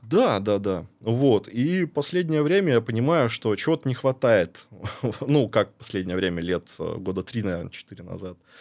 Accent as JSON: {"language": "Russian", "town": "Barnaul", "region": "Altai Krai", "country": "Russia", "tie": "born or raised there", "also_born_or_lived": "Saint Petersburg", "moved": "as an adult", "lives_now": "Montenegro", "said": "я рос в Барнауле, я реально люблю Барнаул"}